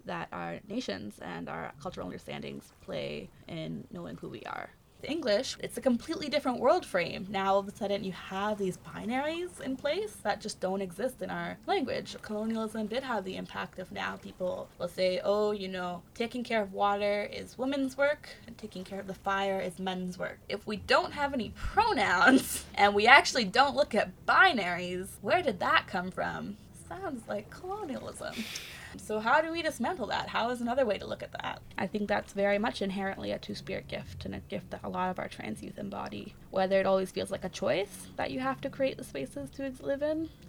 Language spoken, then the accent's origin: English; Canada; I'm Anishinaabe from Charlotte Lake.